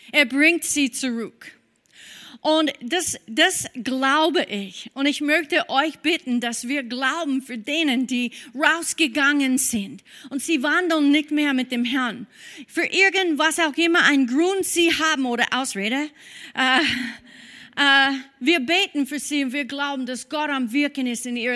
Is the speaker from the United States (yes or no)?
yes; United States; German is a second language; now in Austria; Äh, ja, wir sind Amerikaner in diesem Bereich. Wir feiern Thanksgiving.